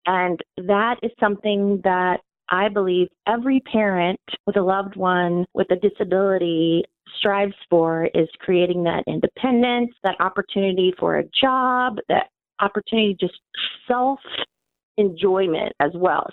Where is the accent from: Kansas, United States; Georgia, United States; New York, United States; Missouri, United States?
Kansas, United States; Gardner; in Gardner, my hometown